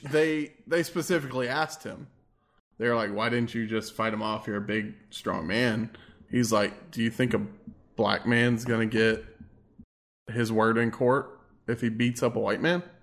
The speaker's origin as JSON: {"language": "English", "region": "Texas", "country": "United States", "said": "I'm from Texas"}